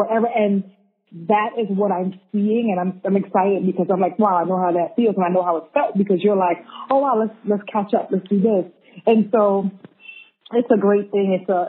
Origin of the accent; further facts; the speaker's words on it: Brooklyn, New York, United States; now in Sydney, Australia; We're from Brooklyn, but hey, welcome to Sydney.